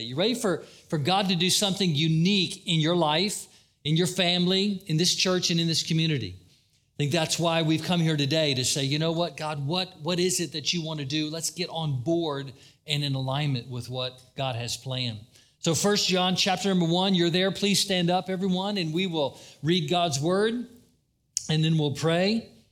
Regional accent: Daytona Beach, Florida, United States; Growing up in Daytona, it was always wonderful to watch the people who came down from up north

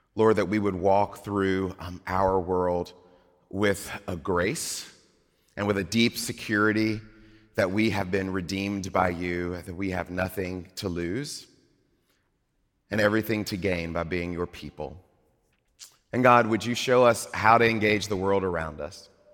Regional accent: Mississippi, United States; moved away; I grew up in Mississippi

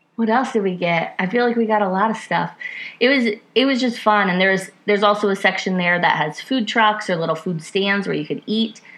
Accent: Iowa, United States; now in Ohio, United States; growing up in Iowa

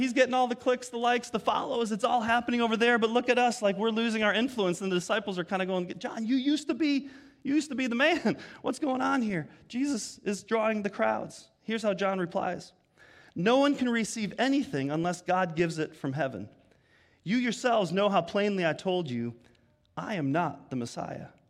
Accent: Germany; also born or lived in Arizona, United States; now in United States; I was born in Germany, so I have a European passport and a U S one

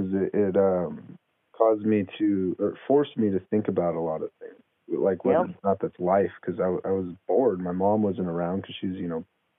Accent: San Francisco, California, United States; moved away; also born or lived in Idaho; I grew up in San Francisco, and then I got moved to a town of 300 in Idaho.

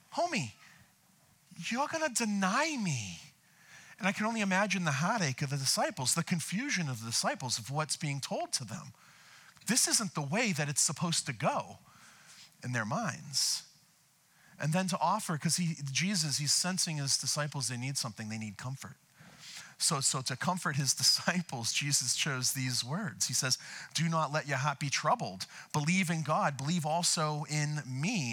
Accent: outside of Boston, Massachusetts, United States; now in Camarillo, United States; I'm from uh, Boston, outside of Boston.

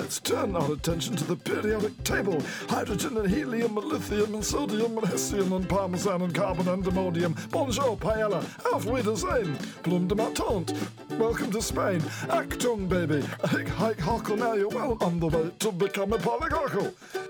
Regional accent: Stockport, North West England, United Kingdom; born there; also born or lived in West Sussex / Norfolk / Bath / Plaistow; Now, I moved around, as I say, a lot as a child. I was born in Stockport.

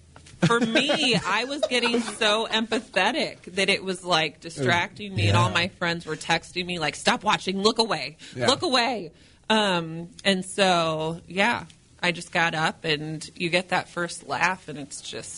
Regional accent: Normal, Illinois, United States; moved away as an adult; now in St. Louis, United States; I'm from Normal, Illinois.

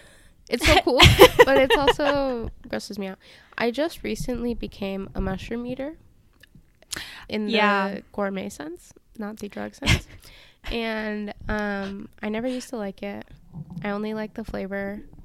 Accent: Seattle, Washington, United States; people will be like, oh, I'm from Washington. And they're like, oh, DC, that's cool. And I'm like, no. So I just say I'm from Seattle

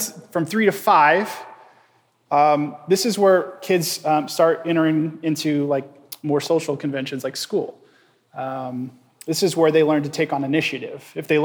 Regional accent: Indiana, United States; moved away as an adult; now in Nashville, United States; We grew up in Indiana

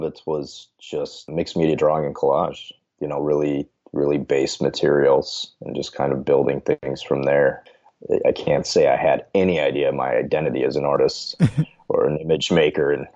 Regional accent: rural southwest Minnesota, United States; now in St. Paul, United States; originally from rural Minnesota, so like the southwest corner

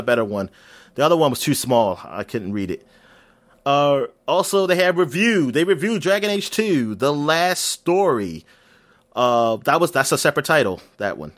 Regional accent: United States; I'm American

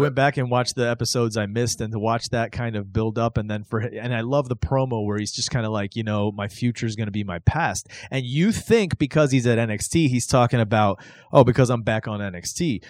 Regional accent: the South, United States; I grew up watching wrestling in the South

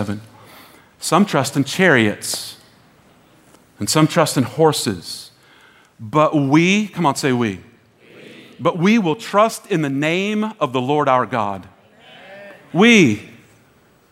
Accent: United States; we, as American Christians

